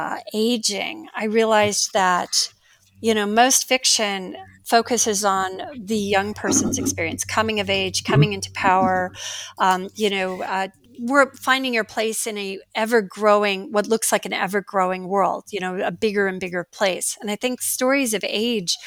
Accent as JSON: {"language": "English", "region": "Iowa", "country": "United States", "tie": "born or raised there", "said": "my personal experience growing up in Iowa in the 1960s"}